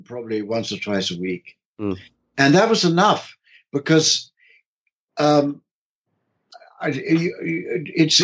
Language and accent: English; London, United Kingdom; I was from London